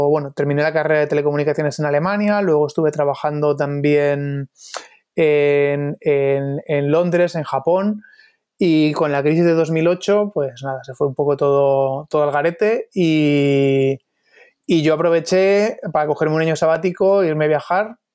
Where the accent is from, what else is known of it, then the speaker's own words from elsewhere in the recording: Torrejón de Ardoz, Community of Madrid, Spain; also born or lived in London; now in Madrid, Spain; Sí, soy de Torrejón de Ardoz, sí. Ahora vivo en, el centro de Madrid, pero vamos, eh, todavía en Torrejón de Ardoz.